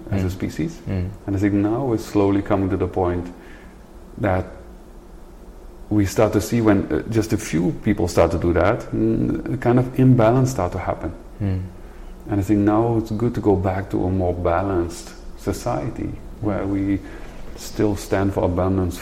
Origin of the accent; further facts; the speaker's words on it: Netherlands; I come from Holland, the Netherlands